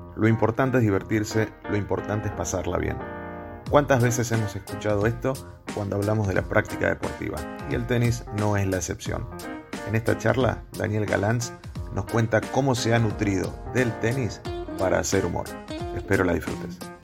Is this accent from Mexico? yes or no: no; Argentina; nosotros los argentinos